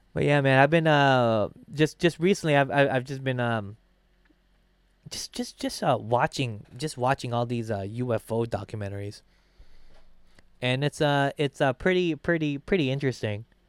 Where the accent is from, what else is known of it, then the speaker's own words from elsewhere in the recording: Philippines; now in United States; I'm from the Philippines